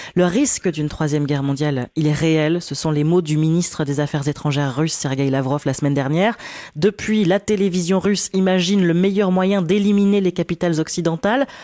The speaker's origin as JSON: {"language": "French", "country": "France", "said": "chez nous en France"}